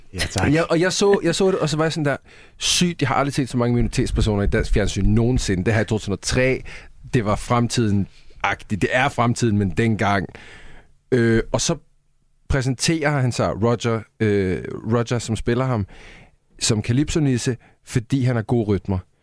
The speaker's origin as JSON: {"language": "Danish", "country": "Sweden", "moved": "yes", "lives_now": "Denmark", "said": "Jeg er svensker"}